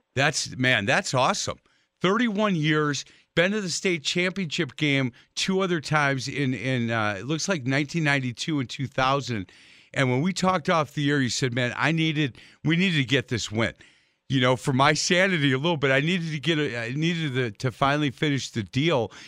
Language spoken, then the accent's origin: English; Milwaukee, Wisconsin, United States; I've lived in the city of Milwaukee pretty much my entire life.